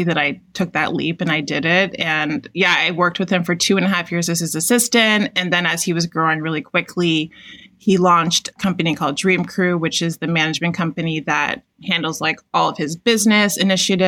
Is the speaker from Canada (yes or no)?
yes; Toronto, Ontario, Canada; I'm Canadian, so I'm from Toronto.